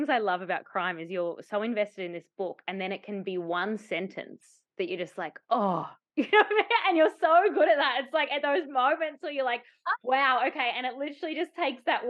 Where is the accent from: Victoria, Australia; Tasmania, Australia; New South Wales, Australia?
Tasmania, Australia; I grew up in Tasmania and spent the majority of my life in Tasmania